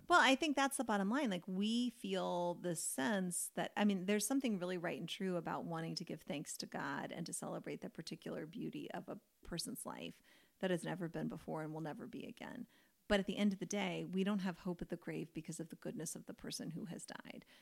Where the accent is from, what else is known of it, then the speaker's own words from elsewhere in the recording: Kentucky, United States; I grew up in Kentucky, which is like basketball territory